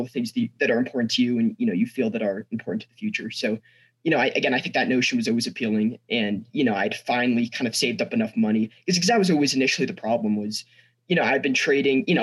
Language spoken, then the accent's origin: English; Snowmass, Colorado, United States; also born or lived in San Francisco, California; I'm from Snowmass, Colorado. I go to school, Aspen High School. I've lived in Colorado for, you know, the past 14 years, born in San Francisco, California